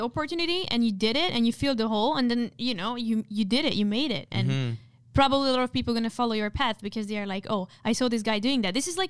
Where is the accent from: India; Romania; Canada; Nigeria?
India; send me another like a message from another account saying my family, because I'm Indian, like I cannot have friends like you.